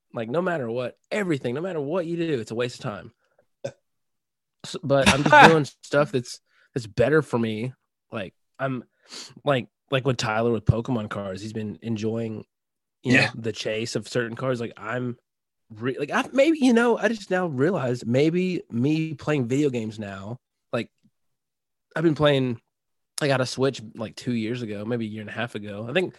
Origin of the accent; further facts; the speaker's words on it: Tennessee, United States; born there; I was born in Tennessee